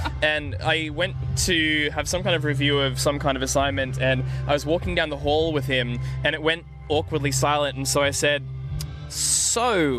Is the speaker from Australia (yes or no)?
yes; Australia; moved away; also born or lived in New Zealand; I'm Australian.